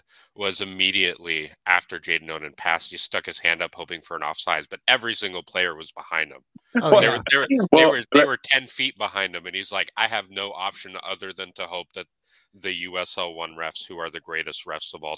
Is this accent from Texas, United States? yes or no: yes; Dallas, Texas, United States; now in Madison, United States; I grew up in Dallas, or just west of Dallas